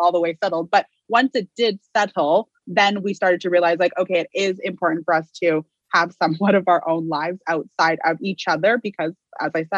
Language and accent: English; Vancouver, British Columbia, Canada; moved away as an adult; also born or lived in Ontario; I am born and raised in Vancouver